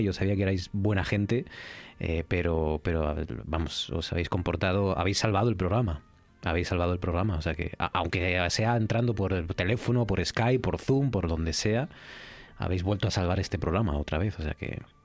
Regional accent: Asturias, Spain; los, asturianos, ¿no? Como asturianos

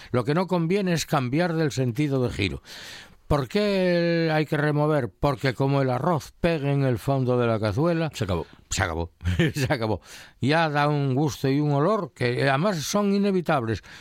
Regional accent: Colunga, Asturias, Spain; yo la comí mucho de niño, ¿no? Ahí en mi pueblo hacía en Colunga

